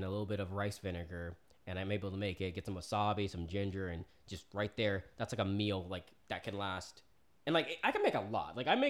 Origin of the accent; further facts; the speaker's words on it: Oklahoma, United States; also born or lived in Florida; I grew up in Oklahoma. I was born in Florida. I was a military kid, so I've been around. I have family in Texas.